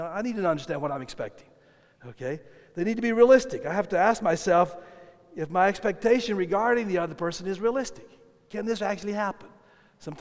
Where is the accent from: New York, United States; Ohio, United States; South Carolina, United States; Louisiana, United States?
South Carolina, United States; I grew up in South Carolina, and in South Carolina, there's only one way you cook chicken